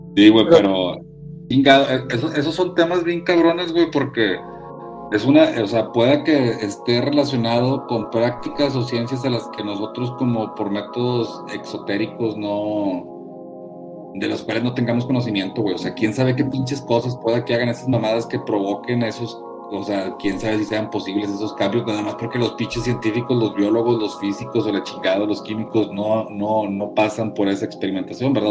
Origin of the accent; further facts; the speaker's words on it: Linares, Nuevo León, Mexico; yo soy de Linares, güey, ¿verdad? O sea, bueno, crecí en Linares